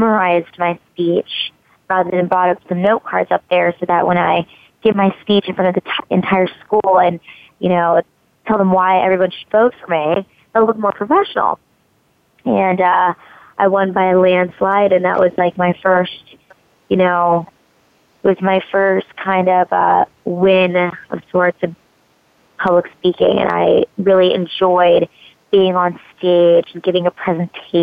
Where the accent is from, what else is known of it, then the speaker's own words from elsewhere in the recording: Hawaii, United States; I was born in Hawaii.